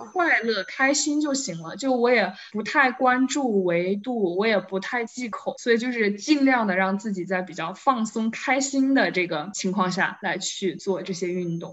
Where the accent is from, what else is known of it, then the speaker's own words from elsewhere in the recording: Wuhan, Hubei, China; 我是武汉人嘛，然后我们这边儿其实夏天有些时候经常会发发水什么的